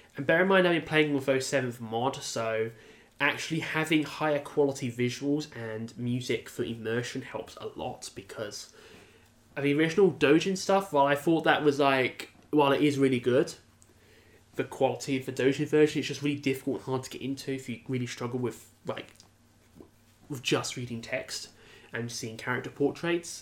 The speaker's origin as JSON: {"language": "English", "country": "United Kingdom", "said": "a British person"}